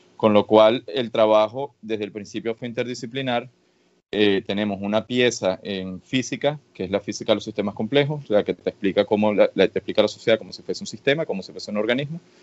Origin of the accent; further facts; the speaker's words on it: Venezuela; moved away as an adult; also born or lived in Catalonia, Spain / Madrid, Spain / Boston, United States; now in Cambridge, United States; Nací en Venezuela y viví en Venezuela eh, una muy buena parte de mi vida